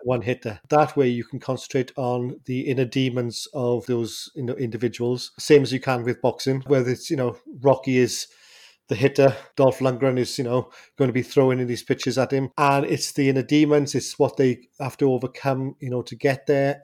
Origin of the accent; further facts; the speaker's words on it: Welsh, Wales, United Kingdom; I'm Welsh